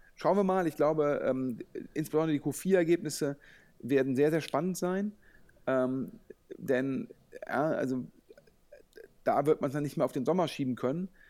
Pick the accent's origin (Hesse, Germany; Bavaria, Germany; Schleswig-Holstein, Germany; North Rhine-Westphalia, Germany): North Rhine-Westphalia, Germany; Düsseldorf; als Düsseldorfer